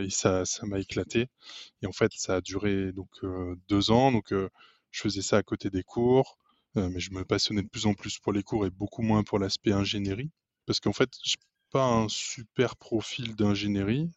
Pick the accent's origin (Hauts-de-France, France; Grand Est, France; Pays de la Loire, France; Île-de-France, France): Hauts-de-France, France; Lille; je suis lillois j'ai 29 ans